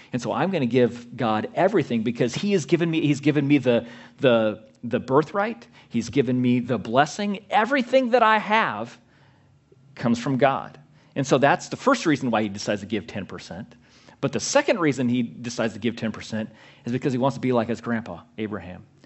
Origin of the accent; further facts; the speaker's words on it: Southern California, United States; I grew up in Southern California, Christian, my entire life